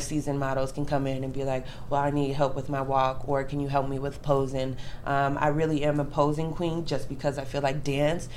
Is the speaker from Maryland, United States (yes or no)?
no; Davenport, Iowa, United States; moved away; also born or lived in Arizona; I'm originally from Davenport, Iowa